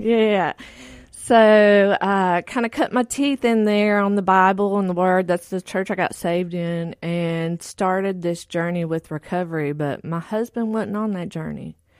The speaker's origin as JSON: {"language": "English", "region": "Texas", "country": "United States", "tie": "born or raised there", "said": "I grew up in Texas, and both my parents were functioning drug addicts and alcoholics."}